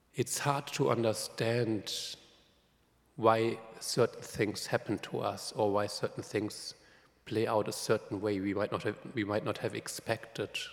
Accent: Germany; moved away; I'm from Germany, so Pentecost has always been really, really important

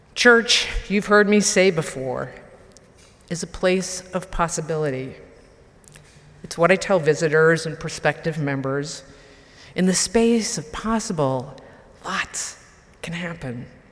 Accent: Marlborough, Massachusetts, United States; born or raised there

